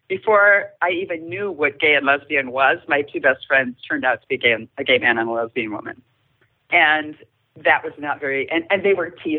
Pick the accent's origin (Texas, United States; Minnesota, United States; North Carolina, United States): Minnesota, United States; Stillwater; I grew up in Stillwater, Minnesota, just a little bit east of here.